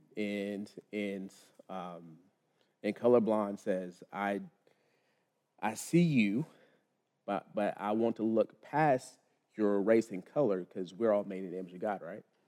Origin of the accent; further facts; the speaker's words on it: Lubbock, Texas, United States; now in Charlotte, United States; born and raised in Lubbock, Texas.